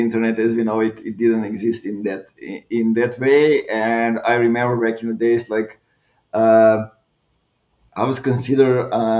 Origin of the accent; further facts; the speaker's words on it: Clermont-Ferrand, Auvergne-Rhône-Alpes, France; my hometown is where Michelin is, so everybody's thinking that way